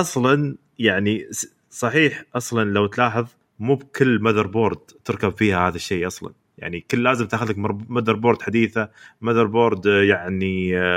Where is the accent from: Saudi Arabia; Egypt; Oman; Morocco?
Saudi Arabia; حنا يا سعوديين